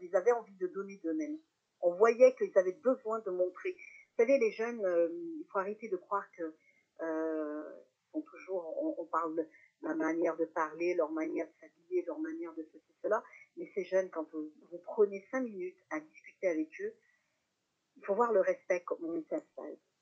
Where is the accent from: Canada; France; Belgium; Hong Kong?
France; Saint-Étienne, Auvergne-Rhône-Alpes; je suis euh, stéphanoise d'origine, une vraie stéphanoise, parce que je suis née à Saint-Étienne.